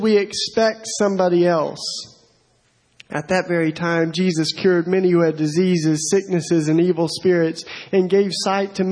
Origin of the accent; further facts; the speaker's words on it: East Tennessee, United States; moved away as an adult; now in Philadelphia, United States; I'm originally from East Tennessee